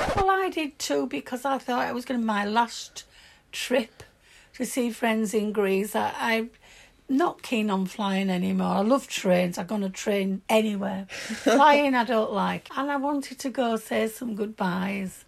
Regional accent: Yorkshire and the Humber, United Kingdom; accent: broad Yorkshire; My broad Yorkshire accent

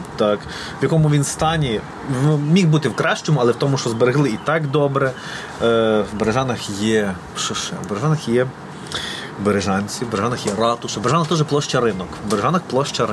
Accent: Berezhany, Ternopil Oblast, Ukraine; moved away as an adult; now in Lviv, Ukraine; в мене, окрім там дитячих спогадів, шкільних, в mm-hmm. мене ще і студентські спогади там

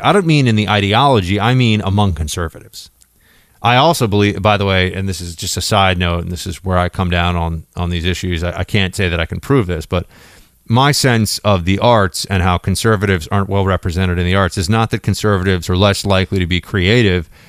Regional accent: New York City, New York, United States; I grew up in New York City

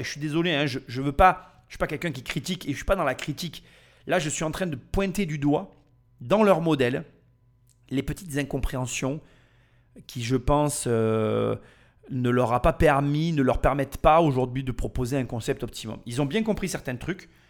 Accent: France; nous français

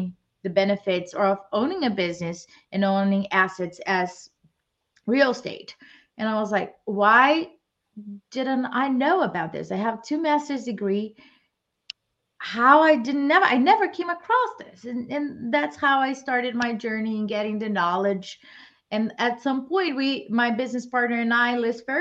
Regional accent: Brazil; moved away as an adult; now in United States; I was born and raised in Brazil, and I came to the US to pursue my master's

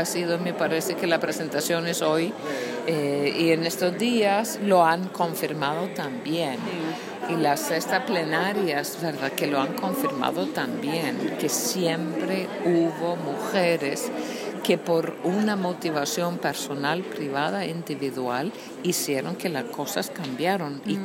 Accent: Iceland; first language Icelandic; Spanish is a second language; moved away as an adult; also born or lived in Argentina / Texas / Costa Rica / Nicaragua; soy de Islandia, vivo en Islandia, estudié fuera, regresé.

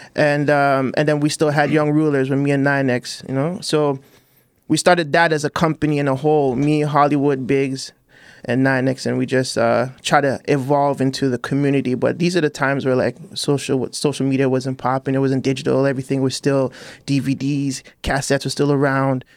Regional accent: Toronto, Ontario, Canada; I'm from Chester Lee.

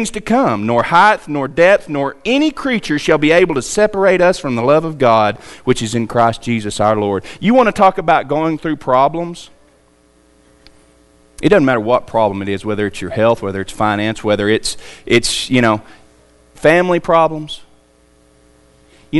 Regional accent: United States; we're an American

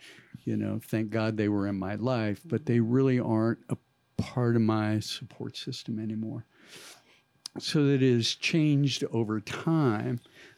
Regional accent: Northern California, United States; moved away as an adult; also born or lived in Montana; this is Northern California

